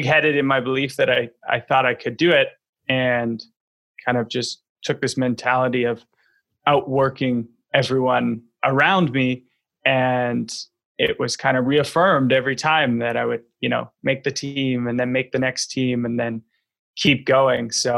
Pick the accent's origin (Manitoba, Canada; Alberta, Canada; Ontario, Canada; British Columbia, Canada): British Columbia, Canada; Vancouver; grow up in Vancouver, BC, Canada